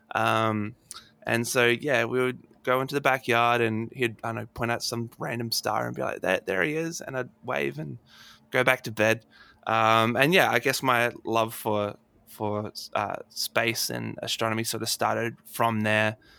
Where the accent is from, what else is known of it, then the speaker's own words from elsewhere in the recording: Adelaide, South Australia, Australia; my hometown. Uh, oh. In, uh, here in Adelaide